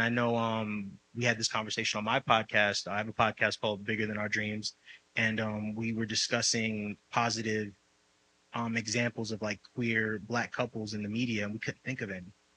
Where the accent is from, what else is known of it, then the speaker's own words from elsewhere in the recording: New York City, New York, United States; moved away as an adult; also born or lived in Dominican ancestry; now in Los Angeles, United States; I'm Dominican, I'm from the Bronx